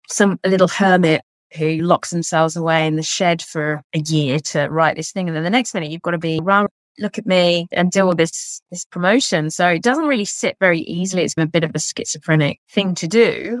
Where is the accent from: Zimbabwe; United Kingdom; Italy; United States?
United Kingdom; England; now in Australia; being an English author